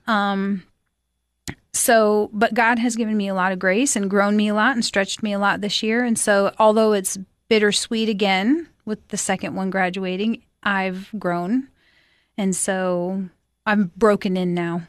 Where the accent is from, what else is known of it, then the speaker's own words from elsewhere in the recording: Alaska, United States; moved away as an adult; also born or lived in South Dakota / Philadelphia area; now in Cookeville, United States; I moved to Alaska when I was nine, and I grew up up there.